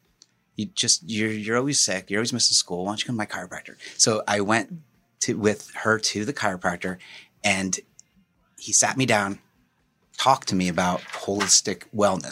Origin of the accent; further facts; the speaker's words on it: Morris County, New Jersey, United States; I grew up in Morris County